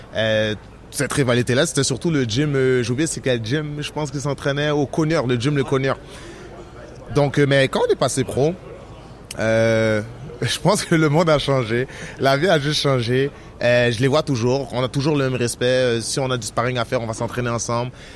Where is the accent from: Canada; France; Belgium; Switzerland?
Canada; Montreal, Quebec; je suis de Montréal, que j'habite au Québec